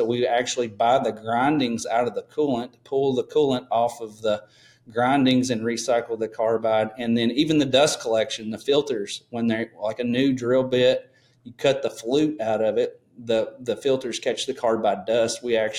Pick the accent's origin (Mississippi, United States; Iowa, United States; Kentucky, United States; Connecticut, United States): Kentucky, United States; Madisonville; So I'm a little town called Madisonville, Kentucky, Western Kentucky. It's kind of still the coal industry is still thriving here. I have a couple underground coal mines within 5 miles of my house.